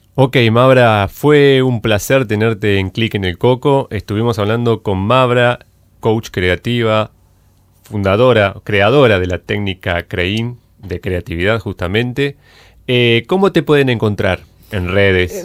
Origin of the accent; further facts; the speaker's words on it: Azul, Buenos Aires Province, Argentina; de donde yo soy, nací en Azul